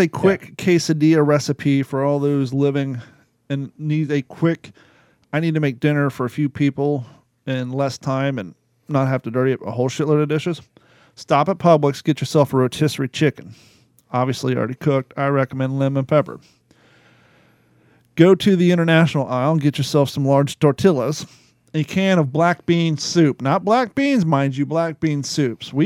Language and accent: English; the Midwest in Kentucky and Ohio, United States; moved away; also born or lived in Long Beach, California; Growing up in the Midwest in Kentucky and Ohio